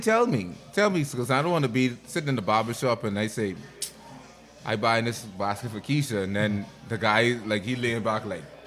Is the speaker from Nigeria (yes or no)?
no; Bahamas; I come from Toten Water